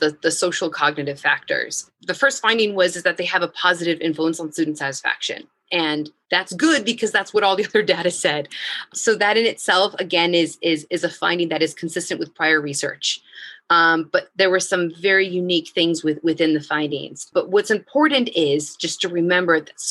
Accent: United States; moved away as an adult; now in Iraq; as an American and as a female

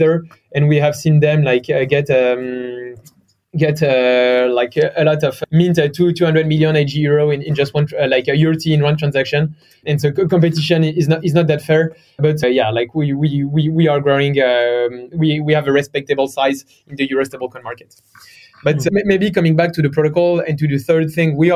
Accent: France; accent: French; English is a second language; also born or lived in Stanford, United States; So I'm from France. You may have heard it from my accent.

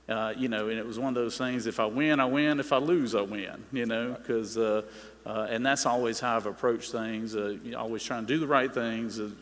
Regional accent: Middle Georgia, United States; I grew up in Middle Georgia, sixth generation Georgian, born and raised there.

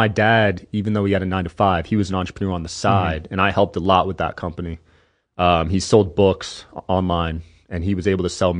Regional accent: East Coast, United States; I'm from the East Coast, so different mindset.

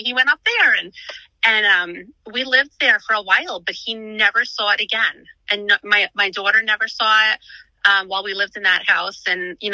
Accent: Long Island, New York, United States; moved away as an adult; now in Pennsylvania, United States; I grew up on Long Island and we moved out to Pennsylvania about 5.5 years ago

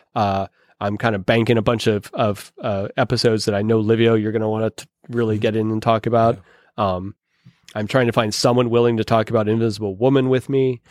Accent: Pittsburgh, Pennsylvania, United States; accent: Pittsburgh; my Pittsburgh accent

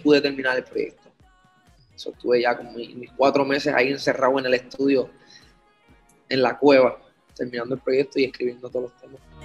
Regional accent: Puerto Rico; Obviamente yo nací en Puerto Rico y me crié en Puerto Rico con mi familia

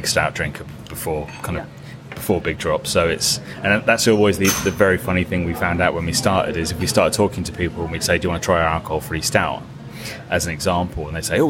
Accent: Ipswich, East of England, United Kingdom; Where I'm from in East Anglia, which is kind of, I'm from Ipswich

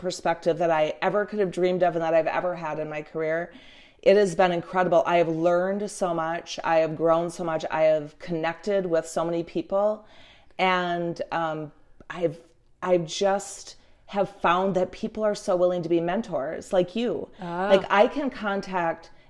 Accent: Marquette, Michigan, United States; at the university in the town that I grew up in Marquette

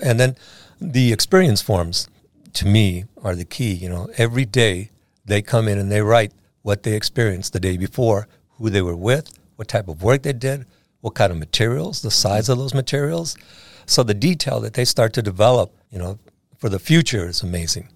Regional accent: San Diego, California, United States; I was born and raised in San Diego, so I, I know a lot of people in this town

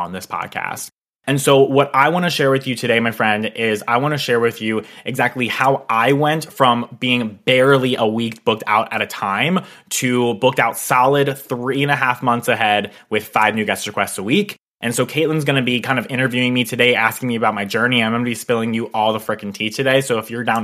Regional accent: Pennsylvania, United States; move an hour and a half away from my hometown

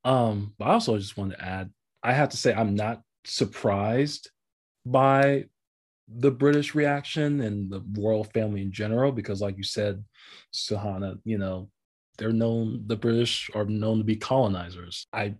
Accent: United States; obviously as American

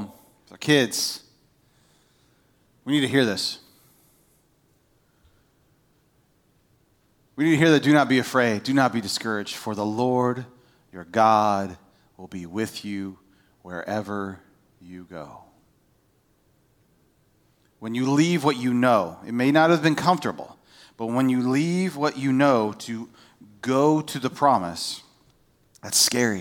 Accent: United States; moved away; I grew up on the Ohio River

